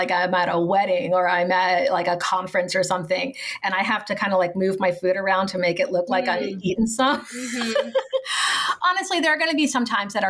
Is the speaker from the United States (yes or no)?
yes; New Orleans, Louisiana, United States; I grew up in the New Orleans area